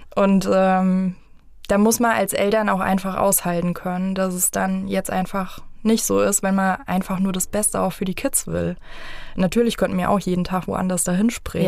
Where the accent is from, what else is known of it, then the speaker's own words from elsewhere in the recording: Vogelsberg, Hesse, Germany; ich bin jetzt aus dem Vogelsberg